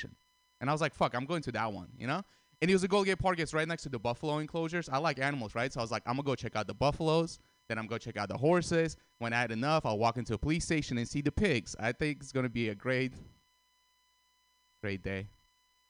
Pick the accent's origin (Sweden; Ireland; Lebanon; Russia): Russia; moved away; I grew up in Russia